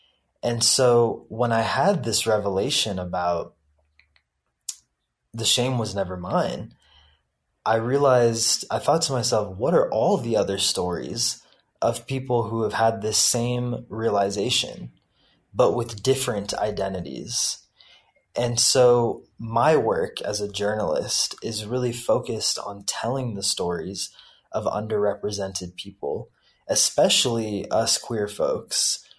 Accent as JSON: {"language": "English", "region": "the South", "country": "United States", "tie": "born or raised there", "said": "I have always lived in between two worlds. On the one hand, growing up in the American public schooling system in the South and experiencing that culture."}